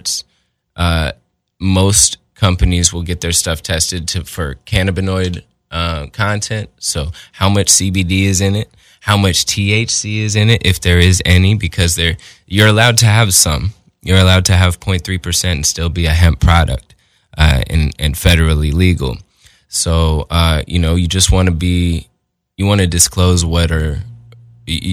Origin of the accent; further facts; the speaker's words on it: Portland, Oregon, United States; now in Los Angeles, United States; I'm from Portland, Oregon, but I live here in LA now